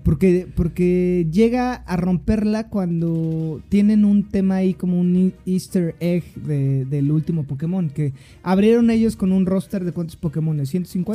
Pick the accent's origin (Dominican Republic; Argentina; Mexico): Mexico; Cuautitlán Izcalli, State of Mexico; accent: chilango; now in Mexico City, Mexico; tengo un acento muy chilango. Eh, yo soy del Estado de México, de la hermana República de Cuauhtlán Cali.